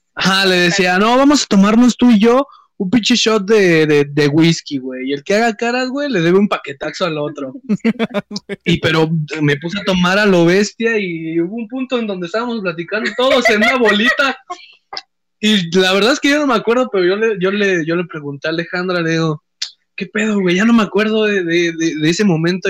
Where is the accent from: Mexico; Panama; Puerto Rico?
Mexico; Acolman, State of Mexico; somos del, Estado de México, de Acolman, para ser más exactos